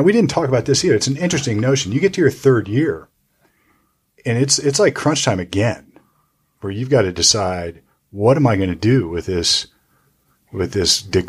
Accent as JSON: {"language": "English", "town": "Youngstown", "region": "Ohio", "country": "United States", "said": "I'm from Youngstown and I know Tressel."}